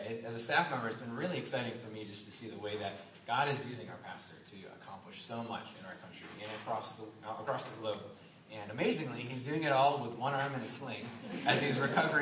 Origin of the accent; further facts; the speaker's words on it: Syracuse, New York, United States; now in Riverside, United States; I grew up in Syracuse, but Marcellus was this small town outside